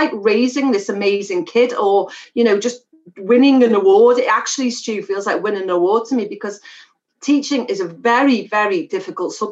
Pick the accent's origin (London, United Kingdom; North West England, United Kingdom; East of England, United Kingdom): North West England, United Kingdom; Liverpool; a Scouser